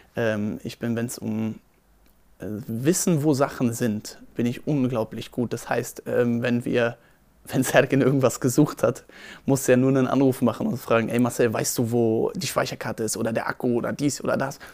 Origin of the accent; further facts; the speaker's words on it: Berlin, Germany; Ich bin am 17. Juli 1996 geboren in Berlin, Steglitz-Zehendorf